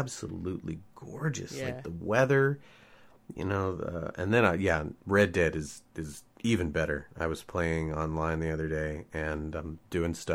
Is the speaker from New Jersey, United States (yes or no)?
no; Texas, United States; moved away as an adult; also born or lived in Seattle; growing up in Texas, Wrath of God stuff